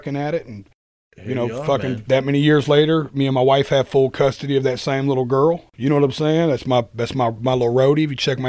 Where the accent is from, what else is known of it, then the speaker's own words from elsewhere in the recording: Nashville, Tennessee, United States; I was from Nashville